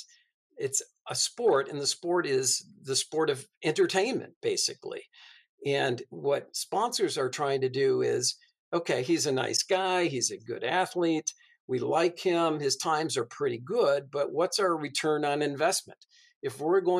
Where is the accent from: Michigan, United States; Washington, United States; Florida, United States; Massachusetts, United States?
Massachusetts, United States; I grew up in Massachusetts back in the 70s